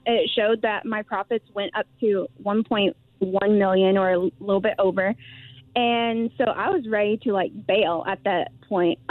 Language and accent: English; the South, United States; I was raised in the South